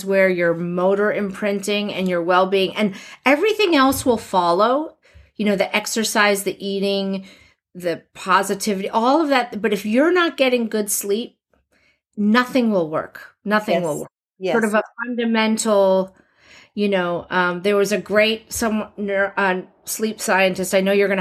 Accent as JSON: {"language": "English", "region": "New Jersey", "country": "United States", "tie": "born or raised there", "said": "I grew up in New Jersey with the mafia"}